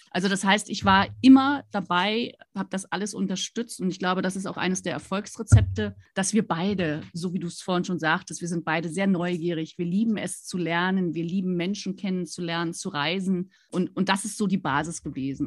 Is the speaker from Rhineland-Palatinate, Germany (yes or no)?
no; Rostock, Mecklenburg-Vorpommern, Germany; moved away as an adult; also born or lived in Stuttgart; ich bin an der Ostseeküste groß geworden in Rostock